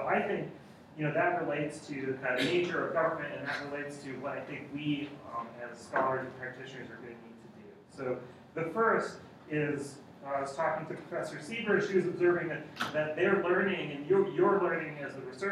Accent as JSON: {"language": "English", "country": "United States", "said": "I'm American"}